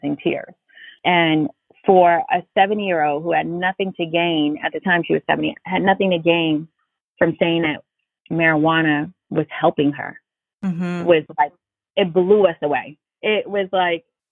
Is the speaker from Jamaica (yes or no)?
no; New York City, New York, United States; I grew up in Brooklyn, New York, in the inner city